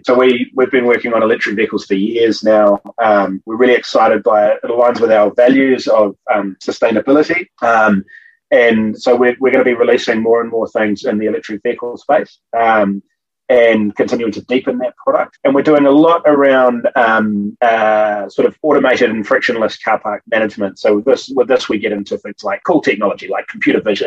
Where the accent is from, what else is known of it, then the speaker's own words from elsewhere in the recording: Auckland, New Zealand; here in my hometown of Auckland